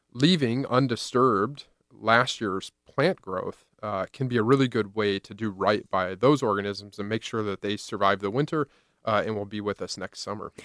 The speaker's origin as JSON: {"language": "English", "region": "Indiana", "country": "United States", "tie": "born or raised there", "moved": "yes", "lives_now": "Iowa, United States", "said": "I drove across Iowa, Illinois, to my hometown of Indiana"}